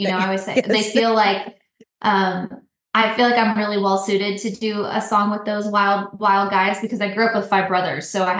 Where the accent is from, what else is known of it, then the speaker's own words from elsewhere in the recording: New Mexico, United States; also born or lived in California; So I was born in California, but we moved to New Mexico when I was like, I think I was like 3 or 4. And so I grew up, when I was young, we were in New Mexico, but we moved all over the place.